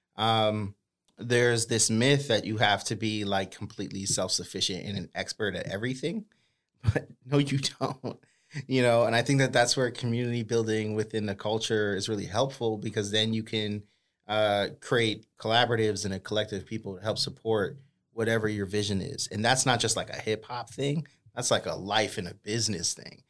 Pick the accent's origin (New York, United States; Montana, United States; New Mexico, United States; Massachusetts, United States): Massachusetts, United States; Boston; now in Sacramento, United States; I grew up in Boston